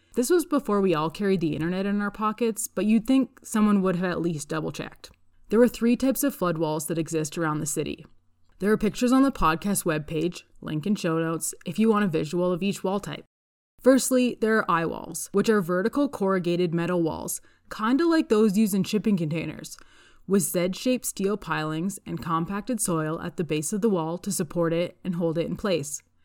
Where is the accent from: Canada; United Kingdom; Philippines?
Canada; Calgary, Alberta; I'm from Calgary, Alberta